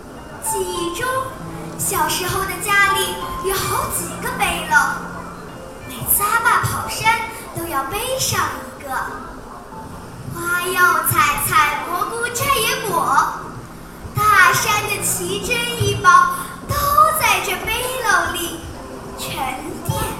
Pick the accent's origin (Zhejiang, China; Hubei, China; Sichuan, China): Zhejiang, China; 各位评委老师好，我是来自浙江的 … ，今天我给大家带来原创作品